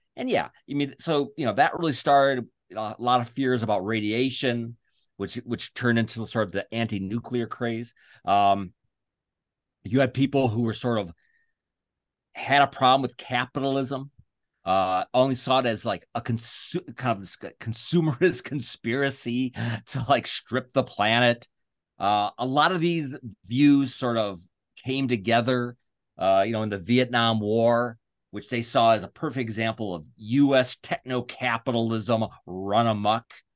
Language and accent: English; United States; I'm an American